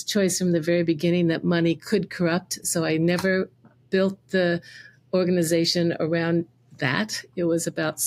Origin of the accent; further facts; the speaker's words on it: Indiana, United States; I grew up in Indiana